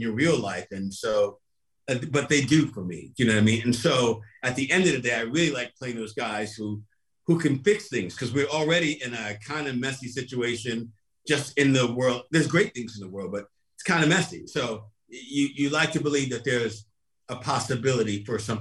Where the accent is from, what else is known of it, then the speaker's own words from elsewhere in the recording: New York City, New York, United States; I grew up in Brooklyn